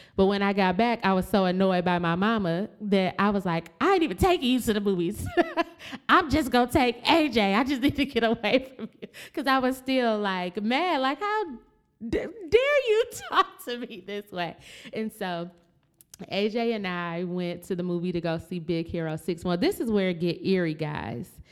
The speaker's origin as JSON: {"language": "English", "town": "Flint", "region": "Michigan", "country": "United States", "said": "we're from Flint, Michigan"}